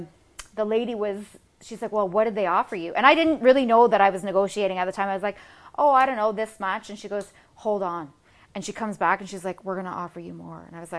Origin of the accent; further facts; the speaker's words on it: Canada; moved away as an adult; also born or lived in Los Angeles / London / Rome; I'm Canadian